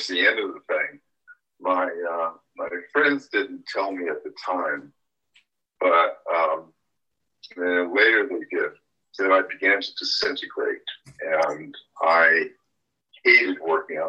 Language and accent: English; Berkeley, California, United States; I grew up in the area I'm living right now, Berkeley, California. And then my parents moved to Southern California.